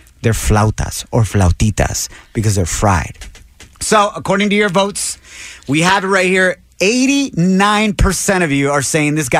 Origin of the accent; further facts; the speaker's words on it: Ocotlán, Jalisco, Mexico; now in United States; I grew up in Ocotlán, Jalisco, Mexico, and I was never exposed to burritos till I came to the United States.